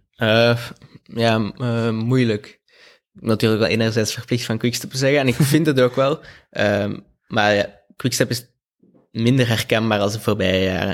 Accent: Belgium; als Belg

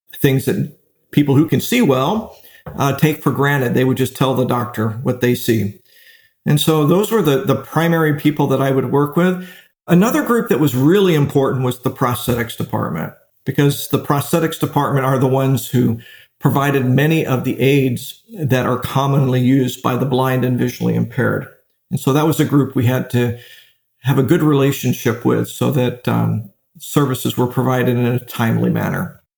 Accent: Daytona Beach, Florida, United States; also born or lived in Erie, Pennsylvania / Provo, Utah / Gainesville, Florida; I was born in Erie, Pennsylvania, and I was raised in Daytona Beach, Florida, where I went to Seabreeze High School

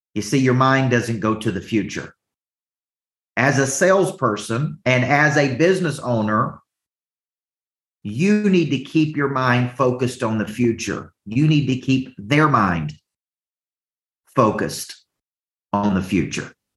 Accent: the South, United States; accent: Southern; my Southern accent

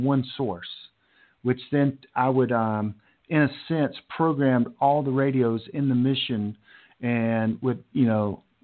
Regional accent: Charlotte, North Carolina, United States; my hometown, Charlotte

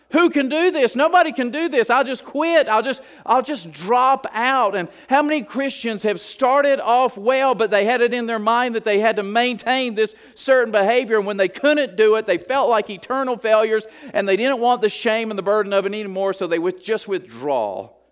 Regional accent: Appalachia, United States; I'm a hillbilly from Appalachia, and we like the word reckon

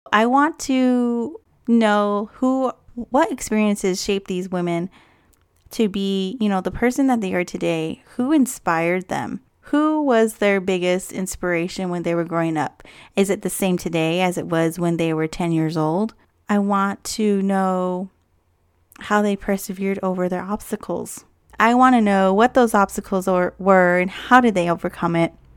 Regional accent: Hopi tribe, Upper Moenkopi Village, Arizona, United States; also born or lived in Yavapai-Apache Nation, Verde Valley, Arizona; I'm also from the Hopi tribe of the Upper Mount Gopi Village. Both are located in Arizona.

